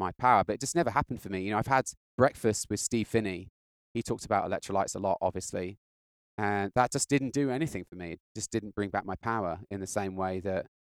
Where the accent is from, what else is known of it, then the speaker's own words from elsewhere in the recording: United Kingdom; I'm British